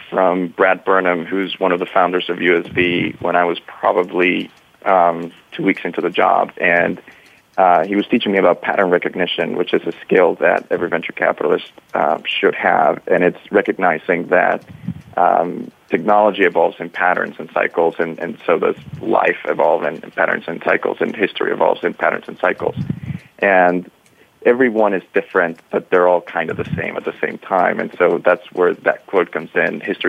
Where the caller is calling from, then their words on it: Tallinn, Harju County, Estonia; I am in Tallinn, Estonia, where it's very dark and snowy.